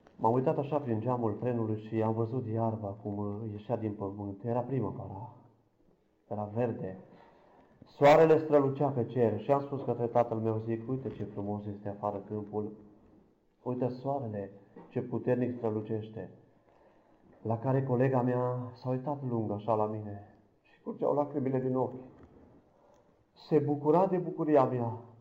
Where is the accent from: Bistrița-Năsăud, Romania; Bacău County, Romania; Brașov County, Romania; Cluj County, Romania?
Cluj County, Romania; Câmpia Turzii; sunt din Câmpia Turzii, slujitor în Biserica Betania